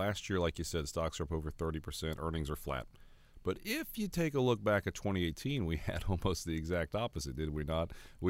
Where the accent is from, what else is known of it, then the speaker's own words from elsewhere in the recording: Ohio, United States; now in Fort Mill, United States; I'll tell you, it's given I'm from Ohio, as some people know.